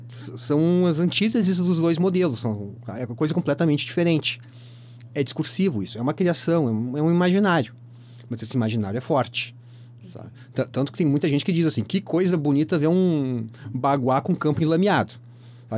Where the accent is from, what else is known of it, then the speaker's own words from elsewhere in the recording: Porto Alegre, Rio Grande do Sul, Brazil; Eu me criei em Porto Alegre